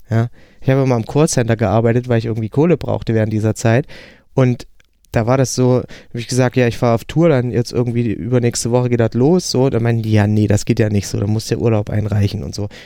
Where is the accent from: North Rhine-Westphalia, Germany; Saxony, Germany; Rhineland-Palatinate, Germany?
Saxony, Germany; a village beyond Bautzen, between Poland and the Czech Republic; moved away; also born or lived in Hamburg; da ich aus dem hinterletzten Kaff komme, also wirklich so, wo sich Fuchs und Hase guten Nacht sagen zwischen Polen und Tschechien, äh, hinter Bautzen